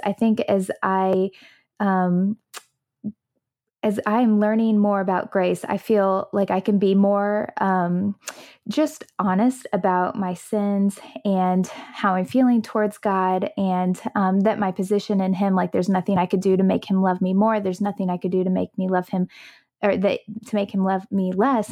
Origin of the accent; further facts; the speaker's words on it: United States; growing up in the United States of America